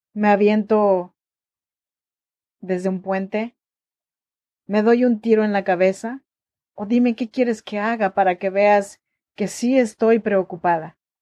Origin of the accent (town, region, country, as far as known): Chinantla region, Oaxaca, Mexico; now in Sacramento, United States